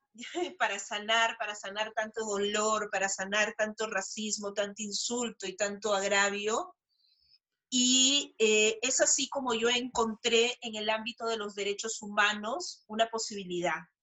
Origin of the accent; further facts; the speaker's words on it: Peru; soy peruana